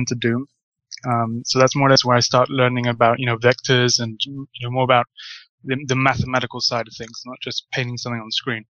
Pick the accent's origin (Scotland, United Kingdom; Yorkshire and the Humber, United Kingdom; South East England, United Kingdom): South East England, United Kingdom; Portsmouth; now in Spain; I'm British, originally from Portsmouth